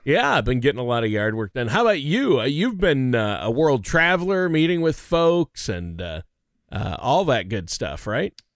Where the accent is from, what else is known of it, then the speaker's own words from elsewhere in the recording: Minnesota, United States; moved away; my home state of Minnesota